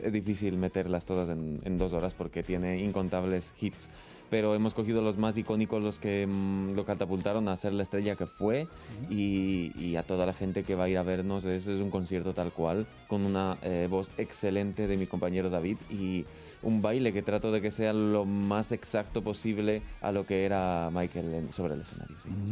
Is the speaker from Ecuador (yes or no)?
yes; Ecuador; now in Spain; vine aquí a España porque yo soy de Ecuador